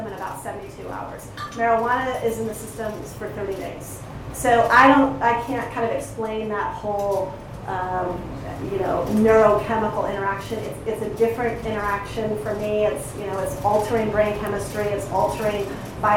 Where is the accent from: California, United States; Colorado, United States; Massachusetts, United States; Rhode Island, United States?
Colorado, United States; I come from Colorado